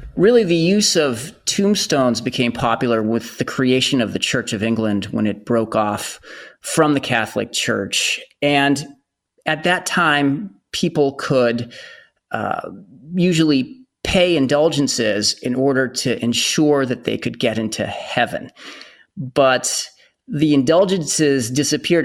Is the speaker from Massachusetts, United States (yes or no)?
yes; Bedford, Massachusetts, United States; I worked in the cemetery in my hometown in Bedford, Massachusetts